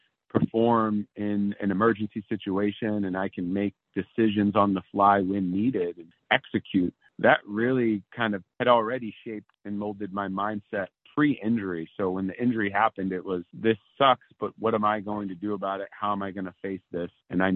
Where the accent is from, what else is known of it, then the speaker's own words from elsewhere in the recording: East Coast, United States; also born or lived in San Diego, California; now in Maine, United States; I've relocated to Maine because I'm actually from the East Coast originally